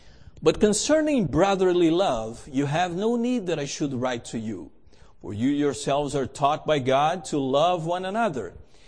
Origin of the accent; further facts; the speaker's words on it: Canada; first of all, I'm Canadian, and Canadians are polite